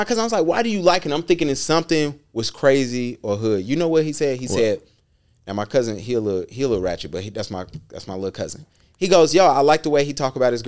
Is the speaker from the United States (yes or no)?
yes; North Carolina, United States; I'm from North Carolina